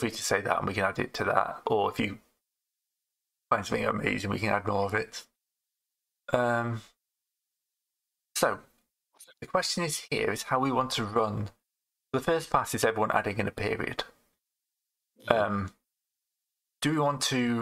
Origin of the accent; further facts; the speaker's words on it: England, United Kingdom; I'm English